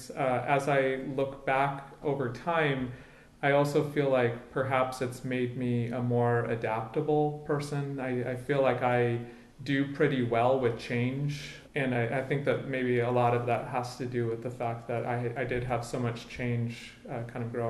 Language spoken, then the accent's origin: English; Bethesda, Maryland, United States; also born or lived in Connecticut; So I grew up mostly in the Washington, D.C. area. So my parents have lived in Bethesda, Maryland for probably about the last 35 years at this point. And so I went to junior high and high school in Bethesda.